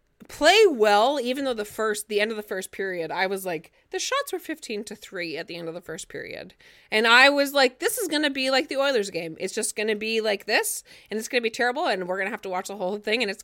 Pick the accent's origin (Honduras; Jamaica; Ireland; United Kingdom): Ireland; Listen, I'm Irish. Like, you know, okay, Irish, proudly Irish